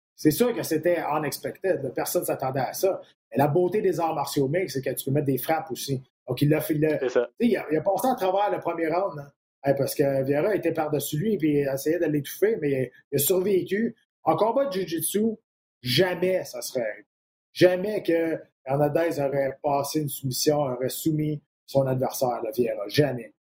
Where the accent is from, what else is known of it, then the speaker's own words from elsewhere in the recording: Quebec, Canada; je suis un Québécois